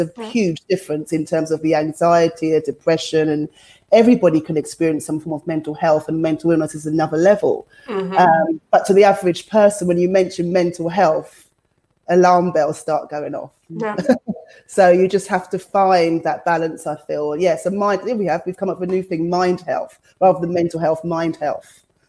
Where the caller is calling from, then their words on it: London, United Kingdom; But I feel that here, maybe coming from the West, because I'm talking from London, I feel that needs to be identified further and there needs to be a budget for it.